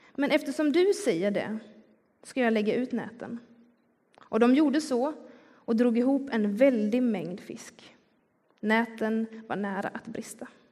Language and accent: Swedish; Skillinge, Skåne, Sweden; accent: Scanian (skånska); now in Gothenburg, Sweden; Jag kommer nämligen från Skillinge som ligger längst ner på Skånes östkust. Så även om jag har bott i Göteborg i, i ganska många år nu så kan den där skånskan eh, titta fram ändå